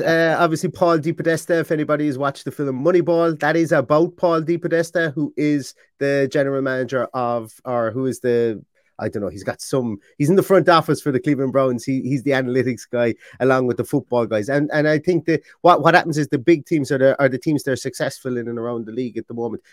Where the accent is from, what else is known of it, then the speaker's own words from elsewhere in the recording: Ireland; accent: Irish; being Irish